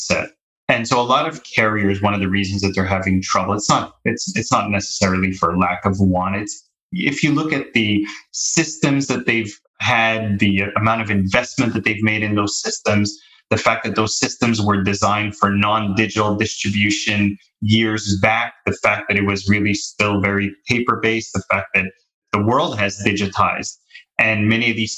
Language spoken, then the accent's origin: English; Montreal, Quebec, Canada; moved away as an adult; I'm born and raised in Canada, in Montreal